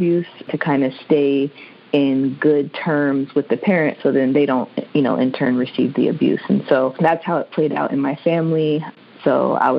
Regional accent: Maryland, United States; I am originally from Maryland.

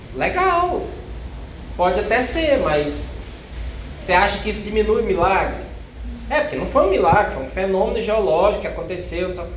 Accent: Brazil; Eu sou brasileiro

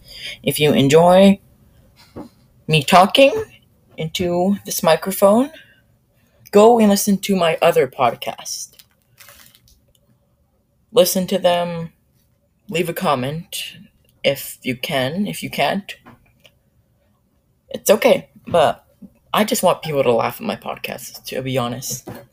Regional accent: Canada; It's pretty easy for me to understand English because I came from Canada.

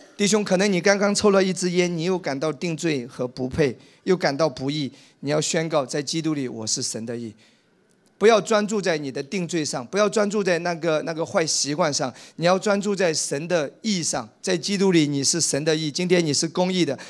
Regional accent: Wenzhou, Zhejiang, China; moved away; 在我们温州老家

